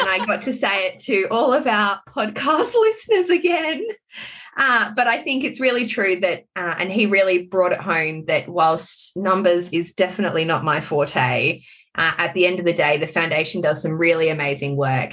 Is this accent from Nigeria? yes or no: no; South Australia, Australia; my home state of South Australia